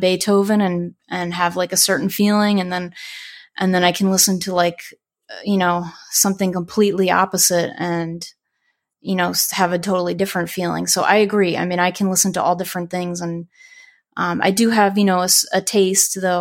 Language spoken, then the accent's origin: English; Long Island, New York, United States; now in Florida, United States; I used to actually take the train in from Long Island all the time when I was a kid